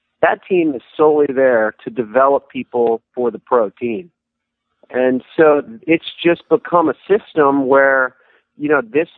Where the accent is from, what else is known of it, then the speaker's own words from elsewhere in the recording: United States; being an American